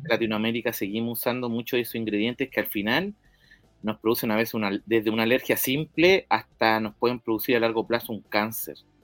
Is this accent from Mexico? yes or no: no; La Pintana, Santiago Metropolitan Region, Chile; yo soy eh, oriundo de La Pintana